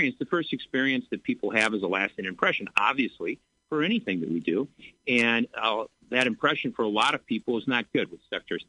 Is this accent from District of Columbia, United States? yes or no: no; Bloomington, Illinois, United States; born and raised in Bloomington